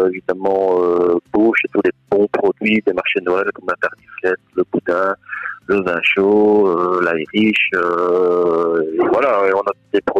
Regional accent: Belgium; il y a une belle évolution chez nous en Wallonie et en Flandre, euh, en Belgique

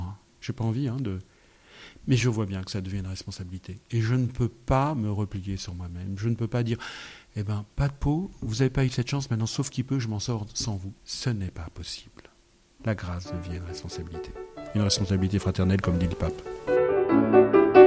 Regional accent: France; Je suis né en France en 1963.

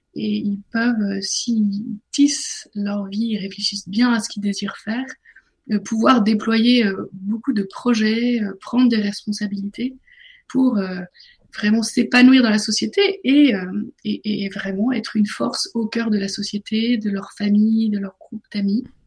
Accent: northern France, France; now in Paris, France; J'ai grandi dans le nord de la France, mais je suis parisienne maintenant.

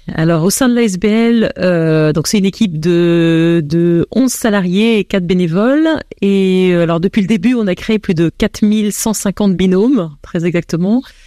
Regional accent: France; accent: French; moved away as an adult; now in Belgium; j'ai un accent français, et c'est vrai que j'arrivais en Belgique

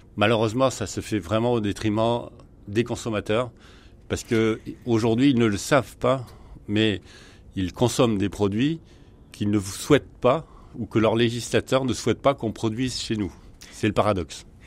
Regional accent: France; chez nous en France

